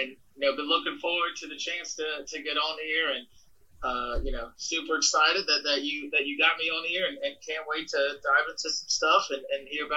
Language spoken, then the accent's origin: English; South Carolina, United States; moved away; I'm from South Carolina, born and raised